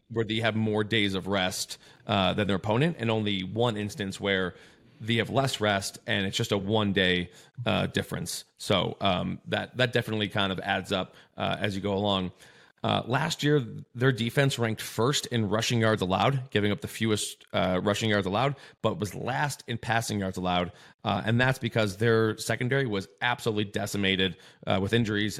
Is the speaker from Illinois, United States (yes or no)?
yes; Chicago, Illinois, United States; I'm from Chicago